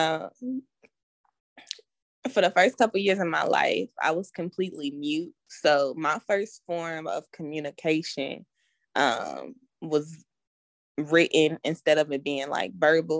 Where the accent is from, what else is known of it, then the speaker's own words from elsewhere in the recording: Louisville, Kentucky, United States; I'm 22 and I'm from Louisville, Kentucky